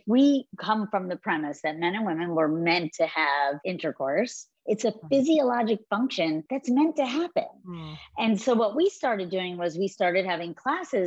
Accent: Baltimore, Maryland, United States; I grew up in Baltimore.

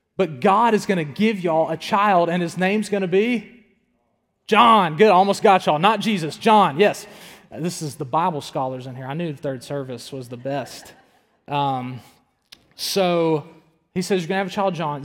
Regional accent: the South, United States; also born or lived in Tuscaloosa, Alabama; I grew up in the South.

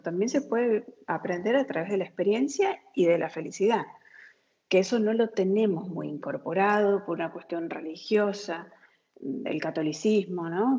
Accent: San Juan, Argentina; moved away as an adult; also born or lived in Miami, United States; now in France; nací en Argentina, San Juan.

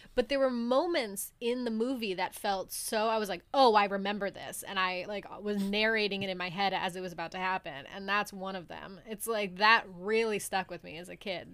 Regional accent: New England, United States; growing up in New England

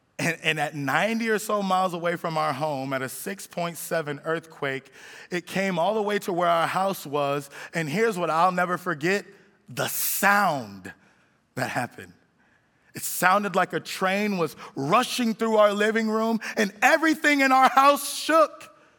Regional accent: California, United States; now in Miami, United States; my wife and I, we came here from California, and we've been in Miami long enough now where I feel like we're Miamians, but we came from California originally.

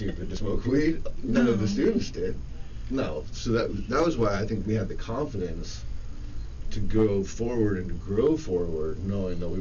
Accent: Santa Cruz Mountains, California, United States; we're both from the Santa Cruz Mountains

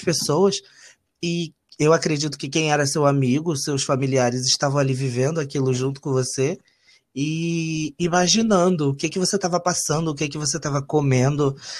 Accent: Rio de Janeiro, Brazil; eu não nasci no Rio de Janeiro, então eu vim para cá muito novo

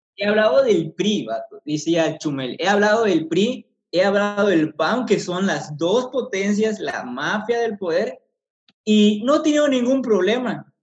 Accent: Mexico

